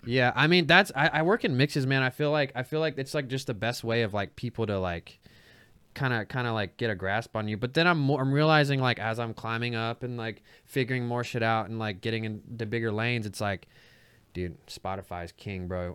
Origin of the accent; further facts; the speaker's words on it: Dothan, Alabama, United States; I'm from Dothan, Alabama